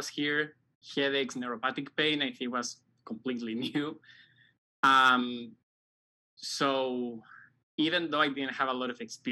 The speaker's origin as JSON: {"language": "English", "town": "Santiago", "region": "Santiago Metropolitan Region", "country": "Chile", "moved": "as an adult", "lives_now": "United States", "said": "I'm from Chile, specifically from Santiago, the capital"}